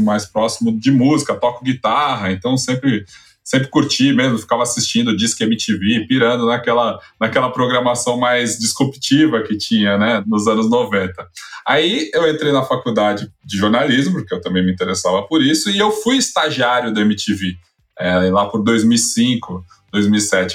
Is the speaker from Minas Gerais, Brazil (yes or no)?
no; São Paulo, Brazil; sou de São Paulo, cresci nos anos 90, é, bairro nobre aqui de São Paulo